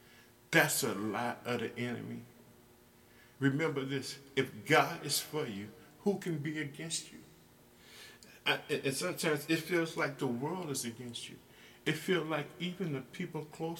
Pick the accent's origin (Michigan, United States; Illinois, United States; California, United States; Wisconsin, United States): Illinois, United States; my home state in the United States, Illinois